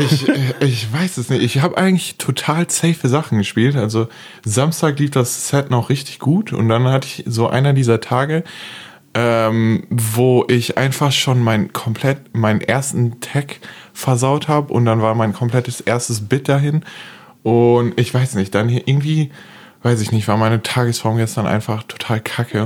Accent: Duisburg, North Rhine-Westphalia, Germany; ich komme tatsächlich auch aus Duisburg. Äh, ich erkläre es immer ganz gerne so, es ist ein ist ein linksrheinischer Teil von Duisburg, der kulturell eher so niederrhein ist, also so Dorf

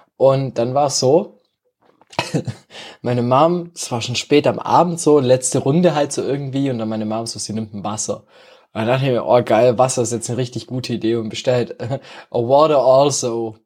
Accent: Germany; als Deutscher

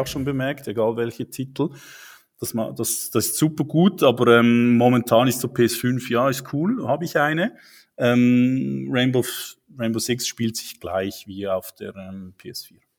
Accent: Switzerland; accent: Swiss; wohne in der Schweiz, wie man unschwer an meinem Akzent hört

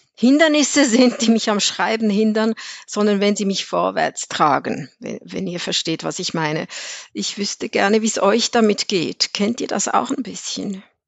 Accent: Switzerland; ich bin aus der Schweiz

